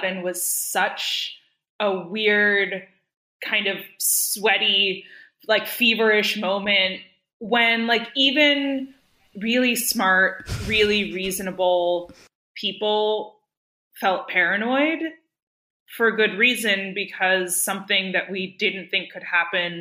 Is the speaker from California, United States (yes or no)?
yes; Berkeley, California, United States; I grew up in Berkeley